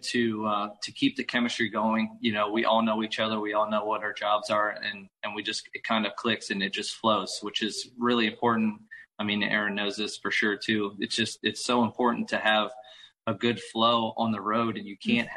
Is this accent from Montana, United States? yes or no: no; Williams Grove, Pennsylvania, United States; I grew up in the Williams Grove infield